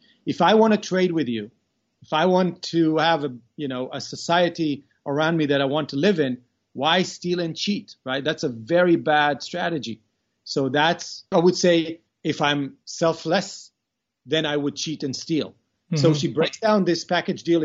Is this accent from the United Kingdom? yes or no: no; Israel; also born or lived in Beersheba, Israel; I was born in Beersheba, which is a southern city in Israel. But then at the age of 9, we moved to a kibbutz.